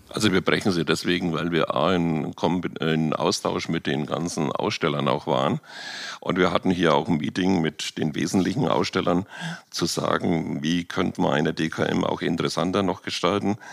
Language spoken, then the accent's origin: German; Germany; wir als Deutsche